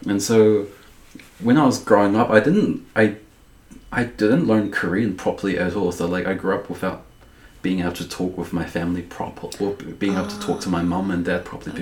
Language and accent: English; Dunedin, Otago, New Zealand; also born or lived in Balclutha, New Zealand; being in Dunedin, growing up in Dunedin